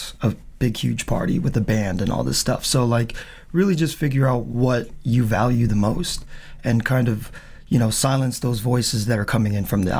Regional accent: Charleston, South Carolina, United States; also born or lived in Naples, Italy / Philippines; I was born in Naples and came to Charleston in 85, so I was about 2 years old. Aww. So I was raised here.

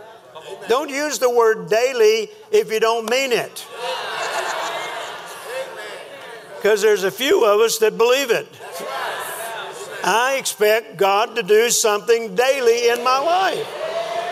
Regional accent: Texas, United States; I'm a minister from Texas

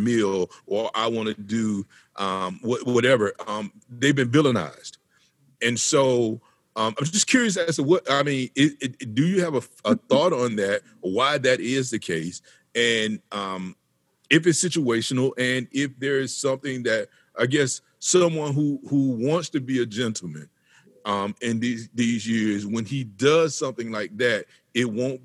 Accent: Georgia, United States; I'm from the South. I'm from Georgia, born and raised in Georgia

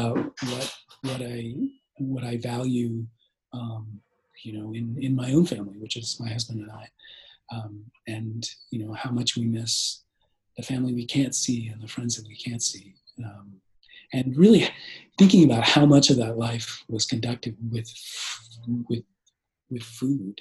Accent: Bay Area, California, United States; I grew up here in the Bay Area

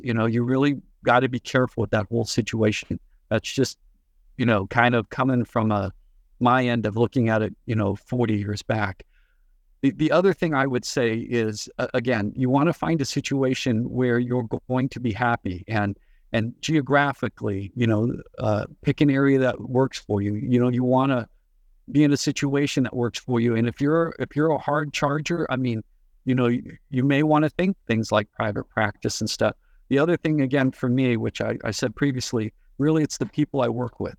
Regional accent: Bay Area, California, United States; I was born and raised in the Bay Area

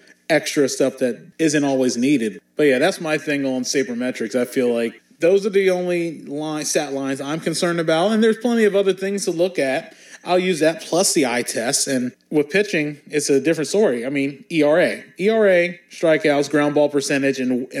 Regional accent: Newark, Maryland, United States; growing up in Newark, Maryland

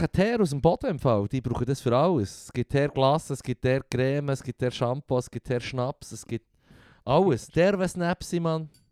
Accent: Switzerland; bei uns in der Schweiz

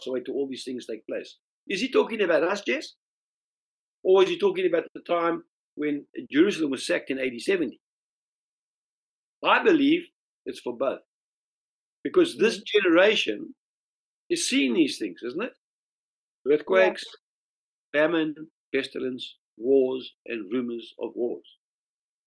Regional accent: South Africa; moved away; In South Africa, we say sarmies

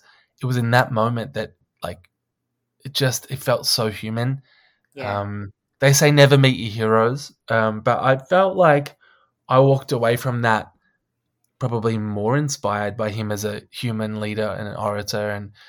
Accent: Australia; And I was like, that is so odd as an Australian.

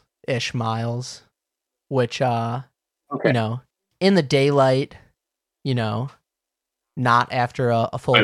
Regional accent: Islip, New York, United States; Islip, my hometown

